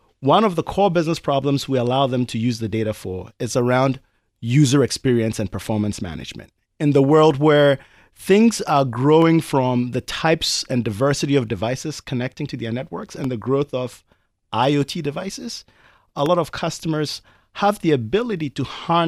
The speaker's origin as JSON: {"language": "English", "country": "Ghana", "tie": "born or raised there", "moved": "as an adult", "lives_now": "United States", "said": "So I grew up in Ghana, as you mentioned. I went to high school in Ghana, but moved to the United States for college."}